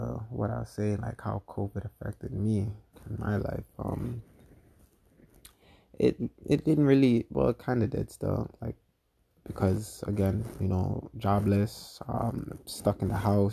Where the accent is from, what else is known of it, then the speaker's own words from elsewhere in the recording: Canada; I'm from Canada